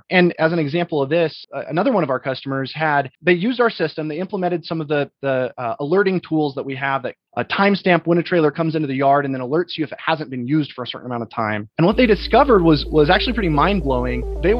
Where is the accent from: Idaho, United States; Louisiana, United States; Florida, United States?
Idaho, United States; Boise; moved away; Originally, I'm from Boise, Idaho.